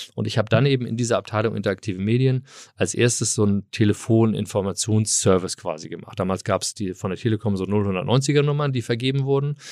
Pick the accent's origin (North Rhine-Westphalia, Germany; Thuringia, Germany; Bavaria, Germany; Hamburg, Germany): Hamburg, Germany; moved away as an adult; also born or lived in California, United States; ich komme aus Hamburg, ich bin Eppendorf. Äh, ah. Eppendorf groß gewachsen